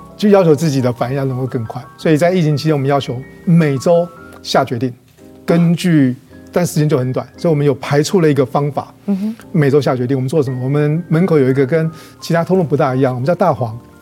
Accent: Kaohsiung, Taiwan; 以前我在高雄贵港出生的，嗯。我阿嬷他们，这外婆、外公，他们都是开百货行

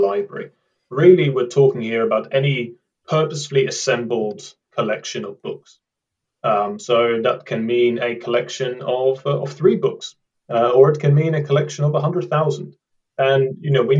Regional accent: Amsterdam, North Holland, Netherlands; moved away as an adult; now in United Kingdom; I come from Amsterdam, from the Netherlands, but I've lived in the UK for about a decade now.

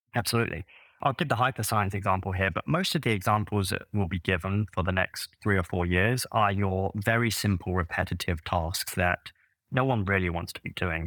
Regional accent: London, United Kingdom; moved away as an adult; now in United States; I grew up in London originally. That sort of, uh, tells in my voice.

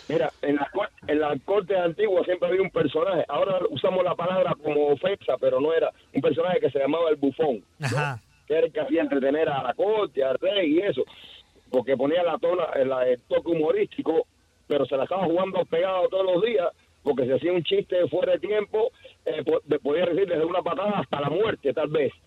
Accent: Cuba; yo soy cubano

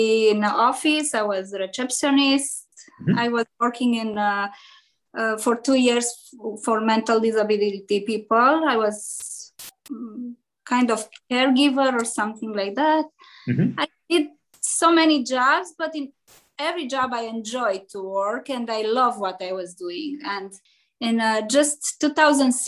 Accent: Transylvania, Romania; English is a second language; moved away as an adult; now in Chicago, United States; I'm from Europe, from Transylvania, from Romania, Transylvania. And in 1999, I emigrated in Chicago.

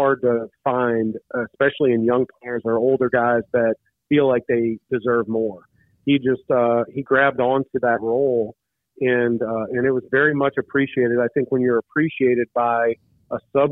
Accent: Illinois, United States; I grew up in Illinois

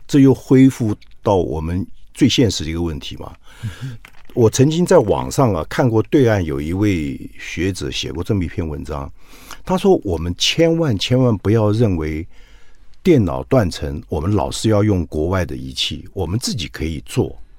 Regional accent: Taiwan; 我们台湾人

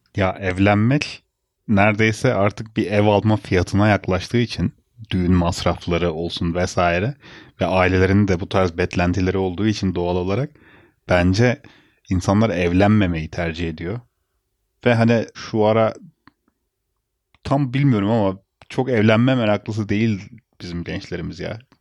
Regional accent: Bursa, Turkey; ben yaşadığım şehirde, büyüdüğüm şehirde üniversite okudum

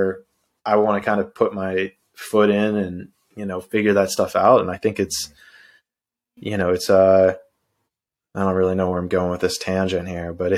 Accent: Pittsburgh, Pennsylvania, United States; moved away as an adult; also born or lived in Orlando, Florida / San Diego, California; now in Brazil; I was born and raised in Pittsburgh, PA

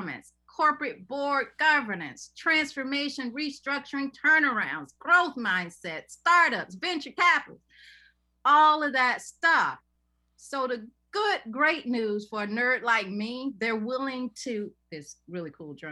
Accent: Macon, Georgia, United States; I used to build clay forts in the Red Hills of Georgia, in Macon, Georgia

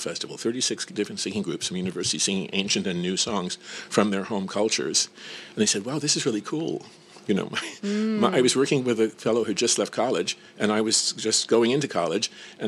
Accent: New York City, New York, United States; I was born in Brooklyn

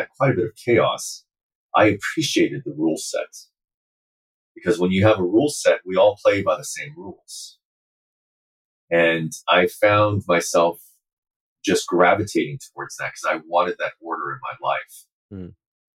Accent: Uijeongbu, Gyeonggi Province, South Korea; I grew up in South Korea. I grew up in a very small town called Wijeonbu.

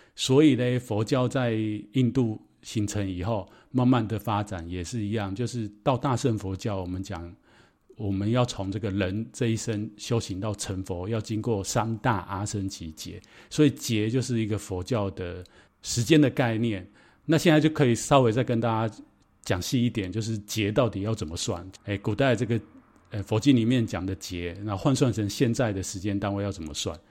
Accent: Taiwan; ，我非常的 exciting。

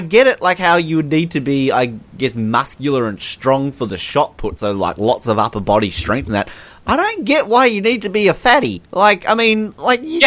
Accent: Australia; as an Australian

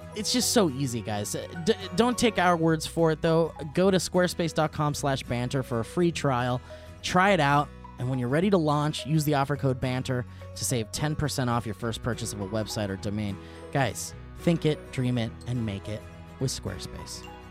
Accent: Oxnard, California, United States; also born or lived in Calabasas / Thousand Oaks / Tarzana; I grew up in Oxnard where we didn't even need, we didn't need air conditioning units 'cause we were by the ocean

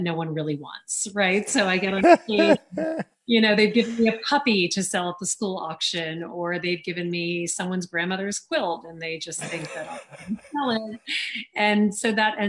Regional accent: Louisiana, United States; accent: American; I grew up in the South, you know, I grew up in Louisiana and my mother is British

